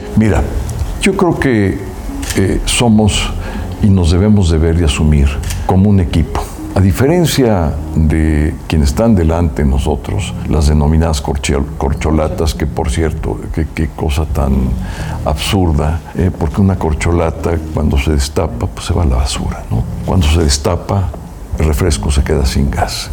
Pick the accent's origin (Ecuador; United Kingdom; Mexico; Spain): Mexico; soy mexicano